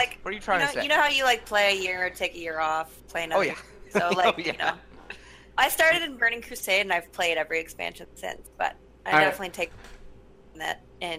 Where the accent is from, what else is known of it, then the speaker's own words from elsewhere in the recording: East Coast Canada, Canada; now in Toronto, Canada; Originally from East Coast Canada, where all the nice people live.